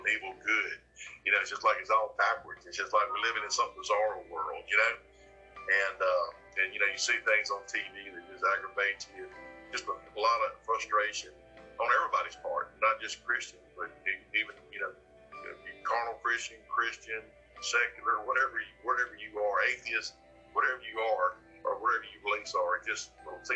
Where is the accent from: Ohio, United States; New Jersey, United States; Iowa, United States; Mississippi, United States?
Mississippi, United States; Columbia; moved away as an adult; now in Brookhaven, United States; I'm from Columbia, left there in 89. Left there in 85, going to the military, got back in 89.